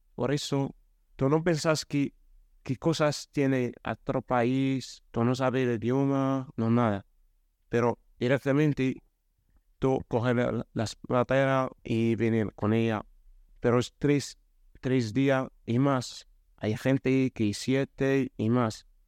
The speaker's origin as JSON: {"language": "Spanish", "country": "Morocco", "second_language": "Spanish", "moved": "yes", "lives_now": "Spain", "said": "yo soy de Marruecos, soy joven"}